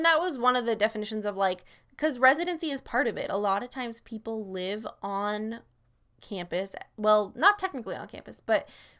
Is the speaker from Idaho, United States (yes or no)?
yes; Coeur d'Alene, Idaho, United States; because we grew up in Coeur d'Alene, which is only an hour and a half